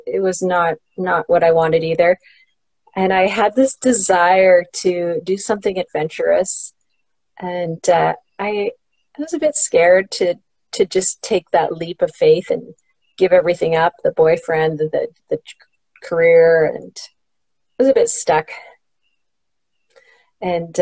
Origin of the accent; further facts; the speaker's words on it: Canada; I'm from Canada